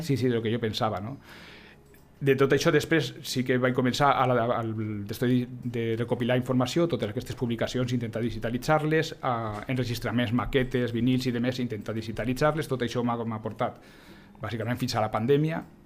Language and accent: Catalan; Huesca, Aragon, Spain; now in Lleida, Spain; Jo tampoc sóc de Lleida, això és un altre, jo sóc de l'Aragó, jo sóc d'Osca, vinc aquí a finals dels 80